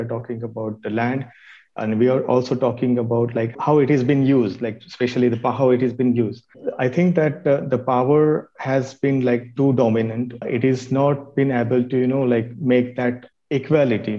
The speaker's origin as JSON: {"language": "English", "region": "Maharashtra", "country": "India", "tie": "born or raised there", "said": "in some places in Maharashtra, where my hometown is"}